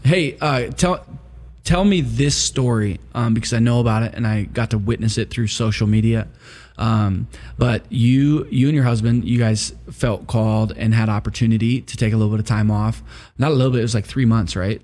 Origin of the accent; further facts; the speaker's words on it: Wisconsin, United States; I grew up in Wisconsin.